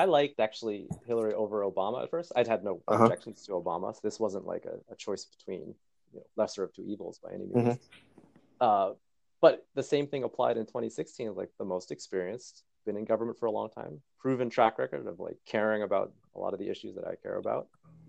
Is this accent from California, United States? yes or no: no; Massachusetts, United States; I'm from Massachusetts, by the way.